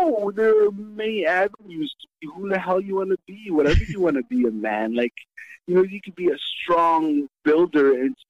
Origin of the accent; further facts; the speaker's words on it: Kitchener, Ontario, Canada; English is a second language; also born or lived in Somalia; we grew up in Kitchener, Ontario